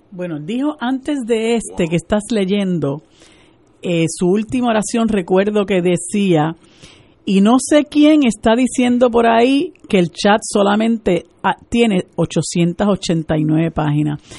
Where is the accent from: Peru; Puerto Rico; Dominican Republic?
Puerto Rico